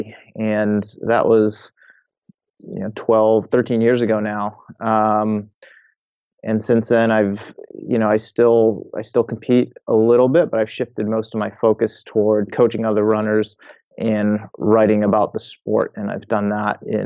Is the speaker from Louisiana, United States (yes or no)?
no; Massachusetts, United States; I grew up in Massachusetts, spent most of my life there